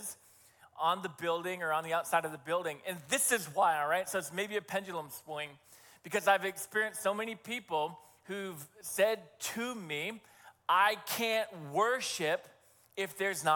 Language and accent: English; New Hampshire, United States; over my years of growing up in New Hampshire